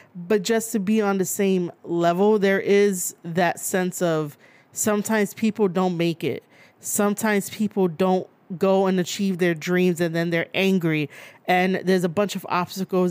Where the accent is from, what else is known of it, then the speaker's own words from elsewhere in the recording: New York, United States; born and raised in New York